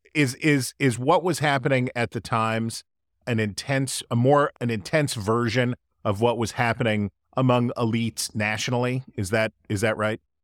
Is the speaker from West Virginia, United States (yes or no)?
yes; West Virginia, United States; my hometown in West Virginia.